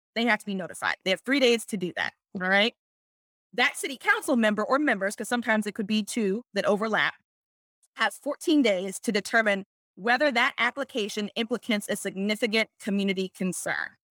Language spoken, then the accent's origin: English; Pittsburgh, Pennsylvania, United States; I'm from Pittsburgh, I add S to things